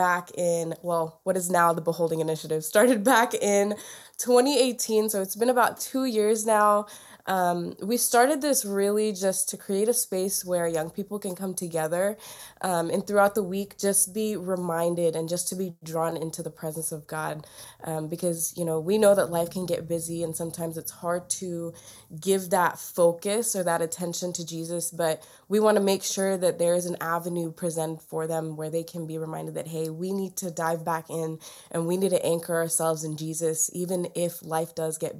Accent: Tennessee, United States; also born or lived in Kerala, India; I was born in Kerala, India. Around the time I was like 3, my family and I moved to Tennessee, which is where I've been since

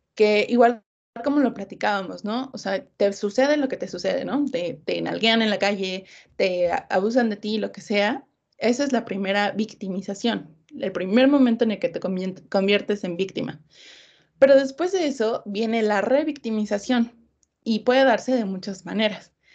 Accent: Mexico City, Mexico; Soy de la Ciudad de México

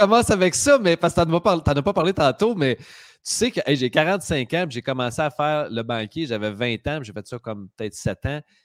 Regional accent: Drummondville, Quebec, Canada; je viens de Drummondville

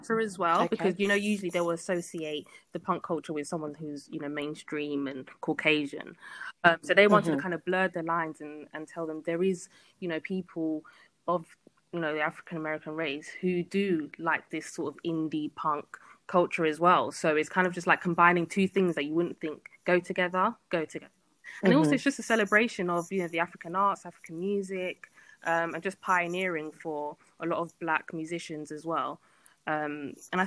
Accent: London, United Kingdom; born and bred in London

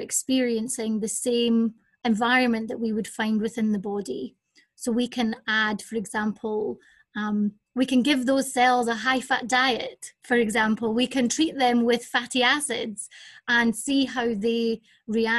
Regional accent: Scotland, United Kingdom; moved away as an adult; also born or lived in Jackson, Mississippi, United States; now in Sheffield, United Kingdom; As you can hear from my accent, I'm originally from Scotland

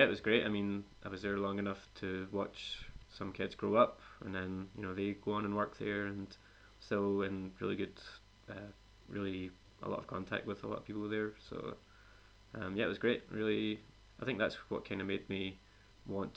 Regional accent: a little town outside Glasgow, Scotland, United Kingdom; moved away as an adult; now in Spain; I'm from a little town outside Glasgow

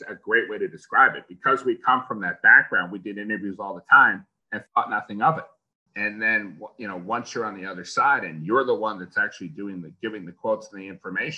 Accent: Long Island, New York, United States; moved away; growing up on Long Island, I grew up in the New York, so that's the New York City television market

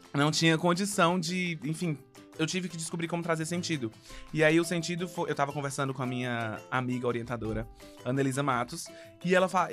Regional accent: Fortaleza, Ceará, Brazil; now in São Paulo, Brazil; eu tenho alguns anos e sou de Fortaleza e agora estou em São Paulo fazendo teatro musical

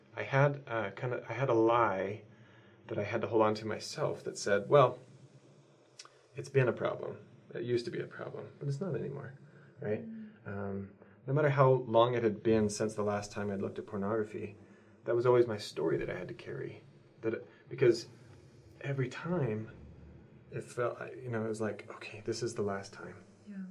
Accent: Southeast Idaho, United States; also born or lived in Brazil; now in Utah, United States; I grew up in Southeast Idaho

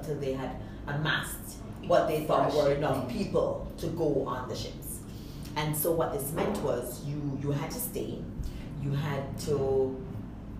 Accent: Kingston, Jamaica; moved away as an adult; also born or lived in Cambridge, Massachusetts, United States; I'm from Kingston.

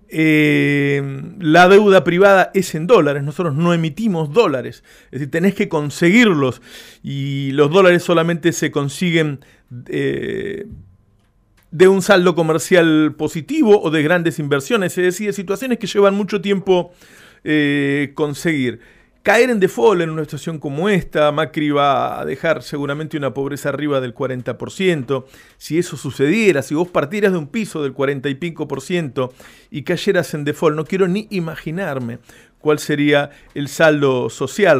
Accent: Argentina; un, país como el nuestro

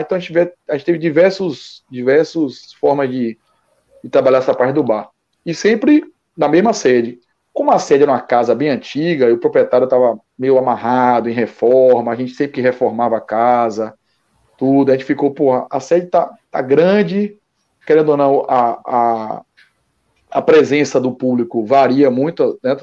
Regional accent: Salvador, Bahia, Brazil; como nordestino, assim, e até eu mesmo, quando sou de Salvador, tenho raiz de meu pai no Rio

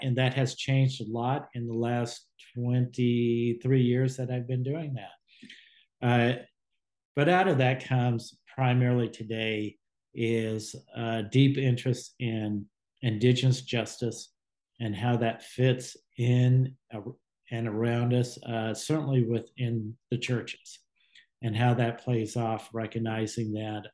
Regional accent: Southern California, United States; now in Washington State, United States; I grew up in Southern California uh, in a rural area

